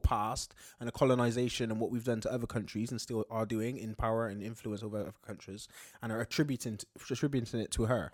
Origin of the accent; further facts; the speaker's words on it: United Kingdom; being British